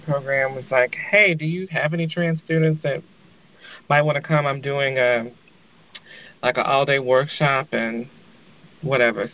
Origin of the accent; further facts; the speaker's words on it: Louisville, Kentucky, United States; moved away as an adult; also born or lived in Lexington, Kentucky; now in Oakland, United States; I'm from Louisville, the home of the Kentucky Derby